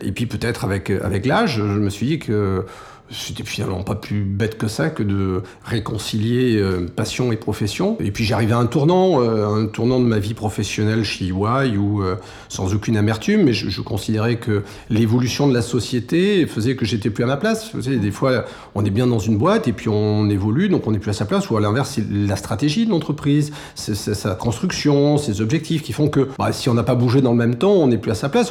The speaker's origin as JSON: {"language": "French", "country": "France", "tie": "born or raised there", "said": "je suis né en France"}